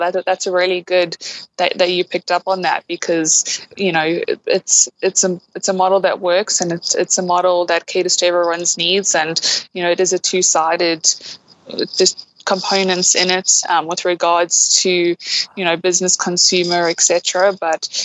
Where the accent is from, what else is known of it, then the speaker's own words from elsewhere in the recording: Durban, KwaZulu-Natal, South Africa; moved away; I know Durban, that's where I'm from originally